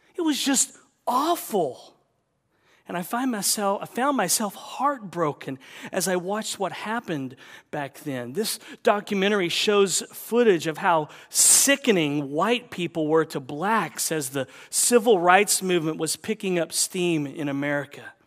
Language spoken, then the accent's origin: English; the South, United States; growing up in the South